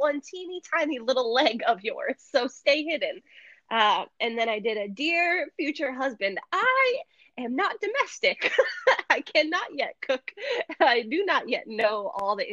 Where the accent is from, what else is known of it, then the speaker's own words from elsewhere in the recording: New Hampshire, United States; moved away as an adult; now in South Florida, United States; I was born and raised in New Hampshire